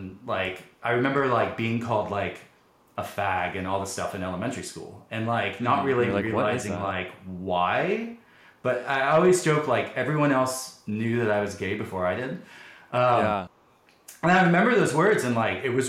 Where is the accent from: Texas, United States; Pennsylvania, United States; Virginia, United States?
Texas, United States; Dallas; I grew up in the Dallas area in a suburb here in Dallas